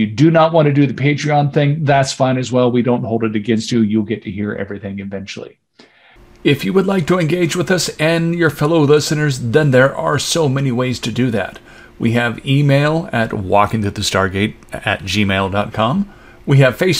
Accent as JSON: {"language": "English", "region": "California", "country": "United States", "said": "I'm one of the few Californians"}